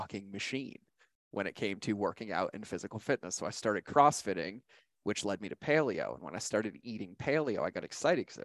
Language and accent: English; Boston, Massachusetts, United States; moved away as an adult; I grew up in Boston, Massachusetts, right outside of Boston